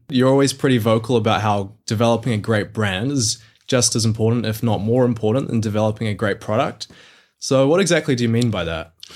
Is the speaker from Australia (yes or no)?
no; Mount Maunganui, Bay of Plenty, New Zealand; my hometown down in Mount Maunganui, New Zealand.